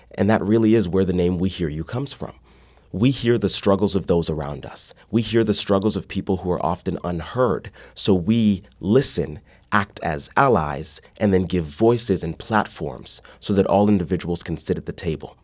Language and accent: English; Midwest, United States; now in St. Louis, United States; growing up in the Midwest